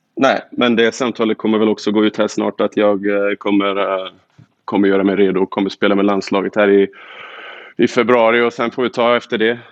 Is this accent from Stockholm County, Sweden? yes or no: no; Borås, Västra Götaland, Sweden; also born or lived in Luleå; now in Michigan, United States; jag kommer från Boråstrakten, jag har spelat i Luleå